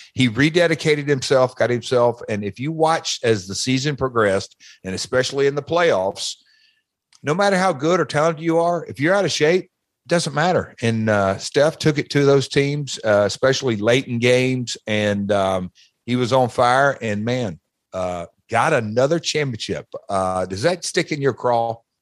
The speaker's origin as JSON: {"language": "English", "town": "Nashville", "region": "Tennessee", "country": "United States", "tie": "born or raised there", "said": "Nashville's my hometown. I grew up about, I don't know, eight minutes from the fairgrounds"}